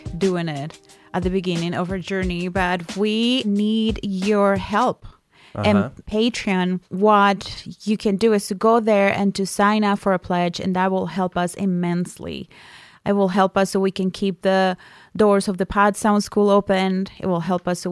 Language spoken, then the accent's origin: English; Colombia; moved away; I am not from here. I'm from Colombia